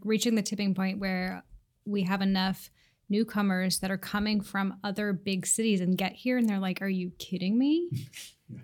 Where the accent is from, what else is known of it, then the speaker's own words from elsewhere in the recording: Seattle, Washington, United States; I live in the Old Ballard neighborhood and I grew up here in Seattle